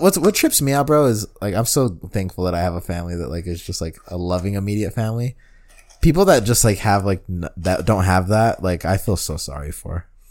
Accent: Denver, Colorado, United States

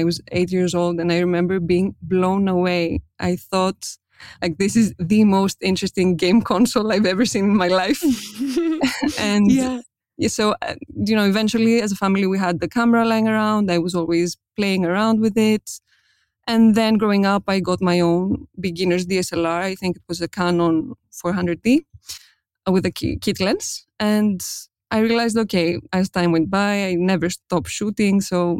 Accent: Athens, Attica, Greece; English is a second language; I was born and raised in Athens, Greece, and I'm a self-taught portrait photographer based in Greece.

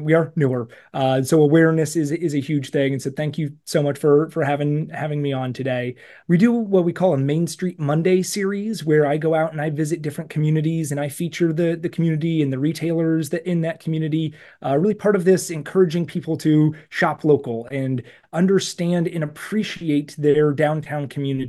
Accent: Cleveland, Ohio, United States; And I grew up in the Cleveland area. There's so many great downtown areas in right around you.

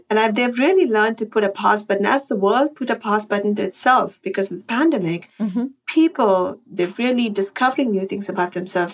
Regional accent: Chennai, Tamil Nadu, India; moved away as an adult; now in Westchester, United States; I am a Chennai girl. I grew up in Chennai.

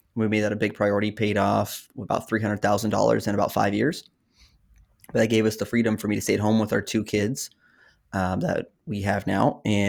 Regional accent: Oklahoma, United States; also born or lived in Texas / Massachusetts / New Hampshire; I'm a military brat. So I'm from Oklahoma, but I've lived in Oklahoma. I've lived in Texas. We didn't move around as much as other people, but Massachusetts.

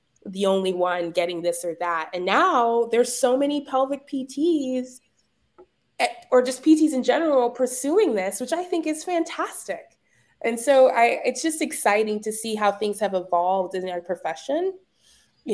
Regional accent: Dallas, Texas, United States; also born or lived in Boston; I was born and raised in Dallas, Texas, private school kid my whole life.

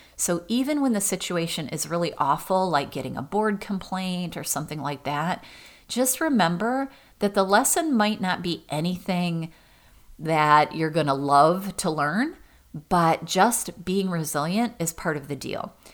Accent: Michigan, United States; Michigan State was my school because I was from Michigan

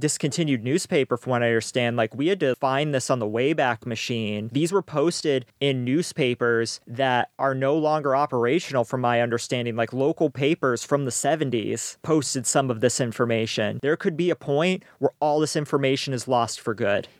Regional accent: Maine, United States; growing up in Maine

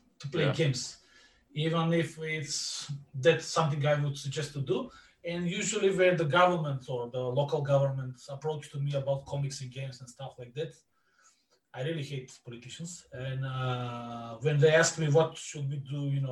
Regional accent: Bitola, Pelagonia, North Macedonia; in Bitola, my hometown, we are near the border with Greece

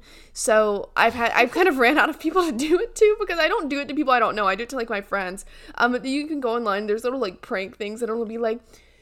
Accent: Yorkshire and the Humber, United Kingdom; like, yeah, you know, I'm from Yorkshire.

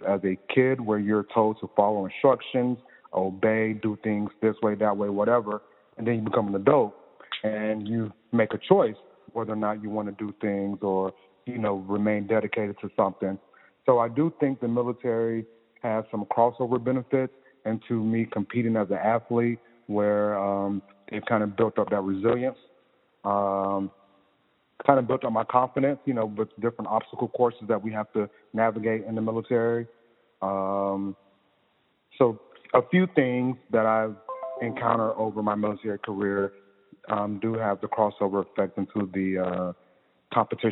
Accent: Columbia, South Carolina, United States; also born or lived in Georgia / Missouri / Texas; now in Maryland, United States; I hail from the great city of Columbia in South Carolina

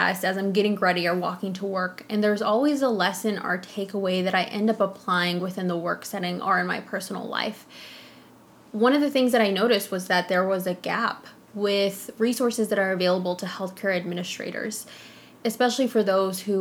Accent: Mason, Texas, United States; also born or lived in Austin, Texas; I grew up in a small town called Mason

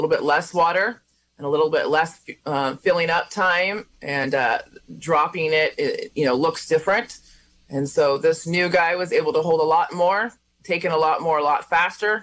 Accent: Red Valley, United States; I'm from Red Valley

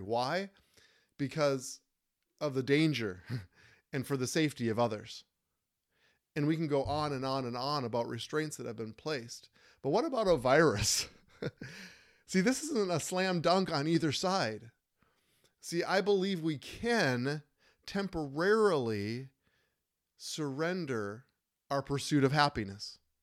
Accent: Minnesota, United States; in Minnesota, my home state

